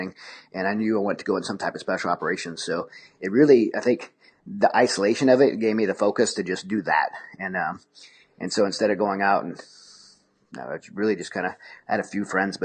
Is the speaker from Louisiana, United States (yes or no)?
yes; Raceland, Louisiana, United States; also born or lived in Houma / Thibodaux; I grew up in South Louisiana in a place called Raceland or in Houma, Thibodaux area of Louisiana